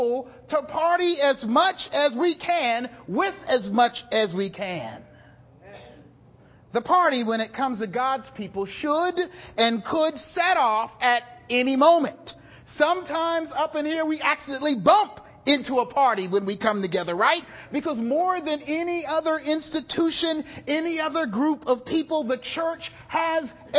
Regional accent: South Carolina, United States; I'm from South Carolina

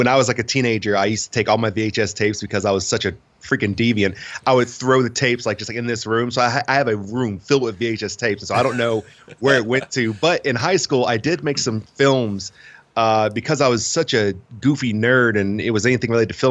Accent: Princeton, West Virginia, United States; I am originally from Princeton, West Virginia, which is in the most southern part of the state, and went to high school around there and everything

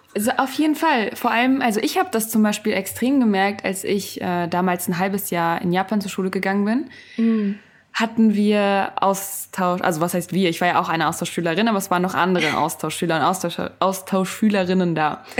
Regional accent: Germany; in Deutschland bin ich aber aufgewachsen

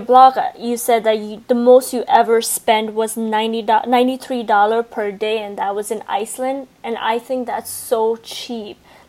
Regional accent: Nepal; I'm from Nepal

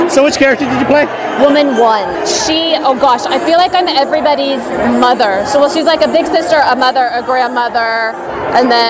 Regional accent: Texas, United States; now in California, United States; I'm from Texas and came out here.

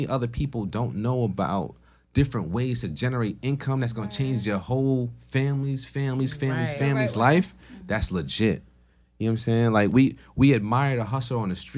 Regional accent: Stamford, Connecticut, United States; also born or lived in Port-au-Prince, Haiti; I was born in Port-au-Prince, Haiti, raised in Stanford, Connecticut.

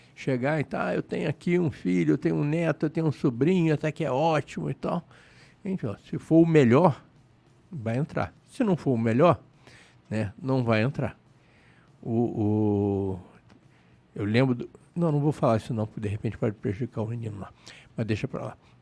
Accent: Rio de Janeiro, Brazil; É a casa do Flamengo, é onde eu fui criado, né? eu morava ali perto

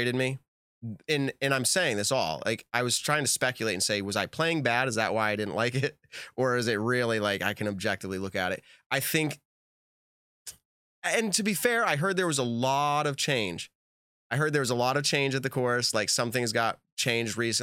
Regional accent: New England, United States; I'm from New England

